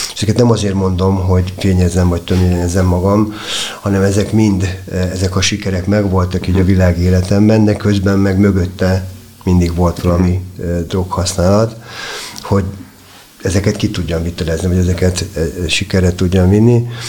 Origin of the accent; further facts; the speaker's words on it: Budapest, Hungary; én a természet közelében nőttem fel a Hármastatárhegyen